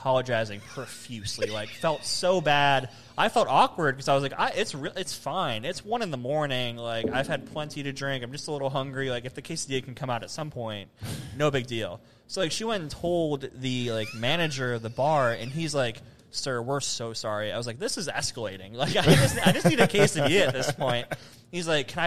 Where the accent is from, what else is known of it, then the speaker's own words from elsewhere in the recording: Cleveland, Ohio, United States; moved away; I'm from Cleveland